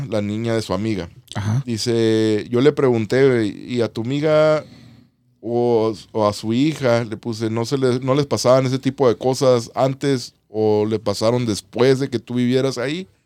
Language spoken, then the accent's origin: Spanish; San Luis Potosí, Mexico; dos o tres historias sí tengo, soy de aquí de San Luis.